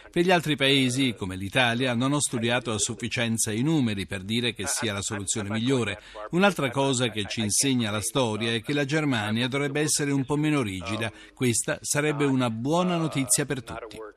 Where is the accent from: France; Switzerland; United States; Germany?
United States; Italian is a second language; il mio paese con Trump ne sa qualcosa.